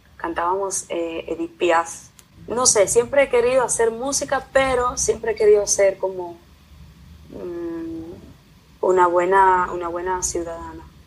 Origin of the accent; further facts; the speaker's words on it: Italy; also born or lived in Dominican Republic; estoy aquí en Italia, aprendí el idioma, aprendí la cultura, todos mis, mis amigos son italianos